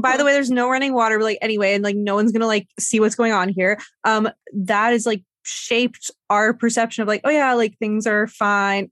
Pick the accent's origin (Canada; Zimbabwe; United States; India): Canada; I love that I'm from Canada. I have a lot of good feelings towards this country